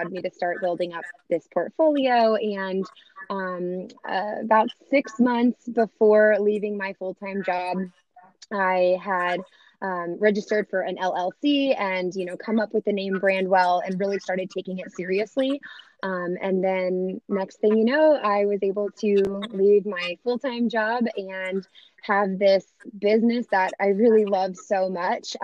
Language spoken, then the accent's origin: English; Orlando, Florida, United States; moved away as an adult; now in Lynchburg, United States; I was born and raised in Orlando, Florida, and then I ended up coming to Virginia to go to Liberty University